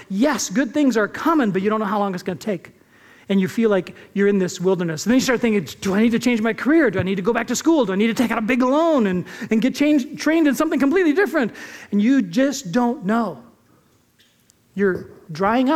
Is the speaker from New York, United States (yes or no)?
no; California, United States; also born or lived in Japan; now in Arizona, United States; I grew up in California, at least many of the years